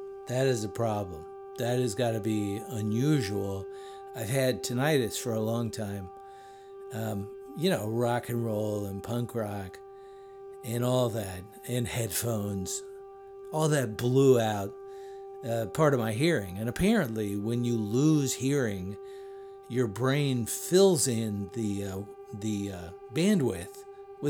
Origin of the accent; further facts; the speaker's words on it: Woodbridge, Virginia, United States; my hometown of Woodbridge, Virginia